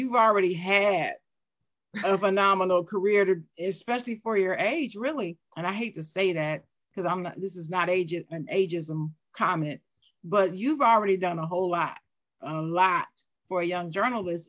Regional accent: Dayton, Ohio, United States; I'm from Dayton, Ohio.

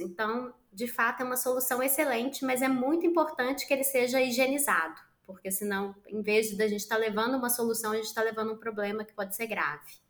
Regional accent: Minas Gerais, Brazil; Sou mineira, tenho 39 anos

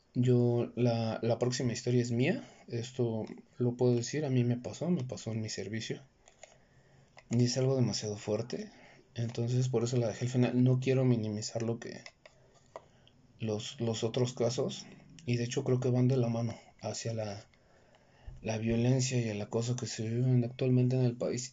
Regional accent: Mexico; en México, de donde yo soy

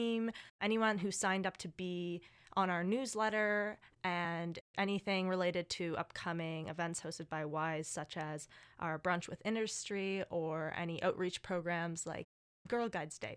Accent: Nova Scotia, Canada; moved away; I am from Nova Scotia

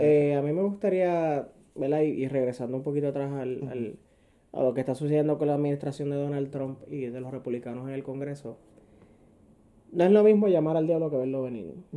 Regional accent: Puerto Rico; como puertorriqueño

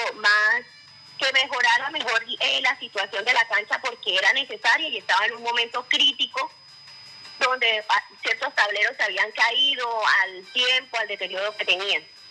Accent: Aguachica, Cesar, Colombia; como ciudadana de Aguachica, yo soy hija de Aguachica

